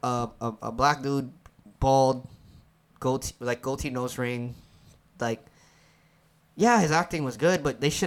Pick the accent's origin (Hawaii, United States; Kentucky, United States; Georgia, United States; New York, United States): Hawaii, United States; us growing up in Hawaii